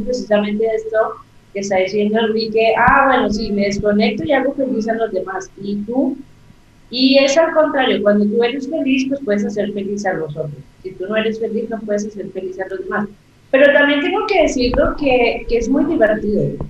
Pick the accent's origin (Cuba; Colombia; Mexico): Colombia; el indicativo aquí en mi país, que es más 57